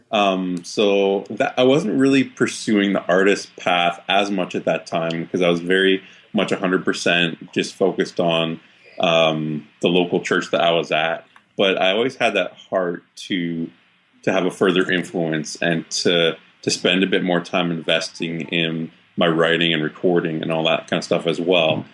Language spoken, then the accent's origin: English; Waterloo, Ontario, Canada; also born or lived in Saskatchewan / Edmonton; now in Toronto, Canada; I grew up actually in Waterloo, Ontario